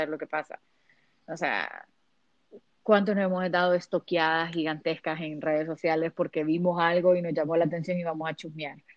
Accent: Honduras; now in Miami, United States; Es porque los hondureños, y los latinos somos chusmas

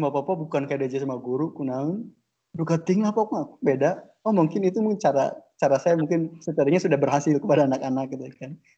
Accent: Pandeglang, Banten, Indonesia; Oke, jadi oke, jadi saya itu lahir di lahir dan dibesarkan di Paneglang Banten.

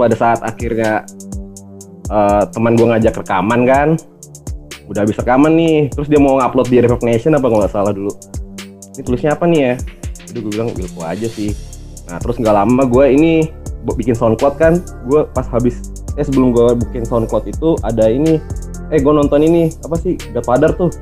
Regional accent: Kalimantan, Indonesia; now in Sleman, Indonesia; saya gedenya di Kalimantan. Em, sekarang domisili di Jogja

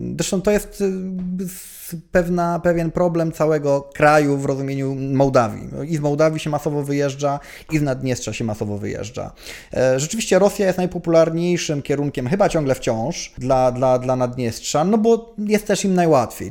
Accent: Poland; że Polakiem

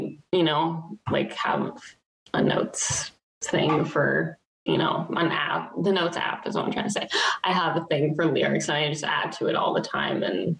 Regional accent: Dayton, Ohio, United States; I'm from Dayton.

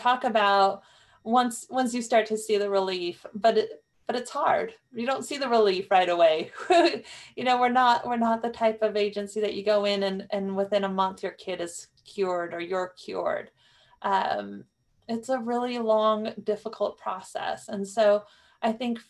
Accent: New Mexico, United States; growing up in New Mexico

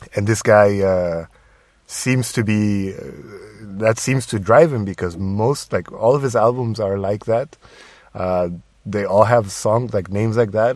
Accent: Tijuana, Baja California, Mexico; moved away; my hometown

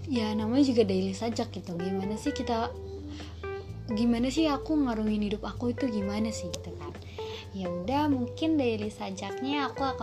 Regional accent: Jakarta, Indonesia; aku asal dari Jakarta

